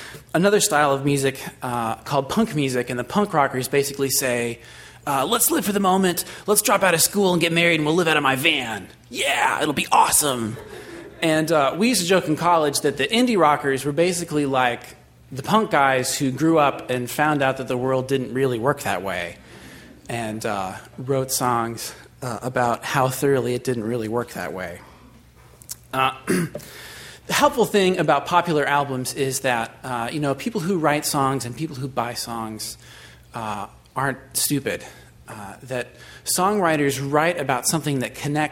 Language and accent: English; Washington, United States; Western Washington University, just a shout out to my home state